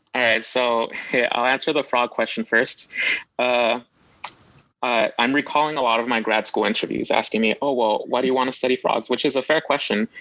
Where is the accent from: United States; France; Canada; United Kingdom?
United States; Los Angeles, California; I grew up in Los Angeles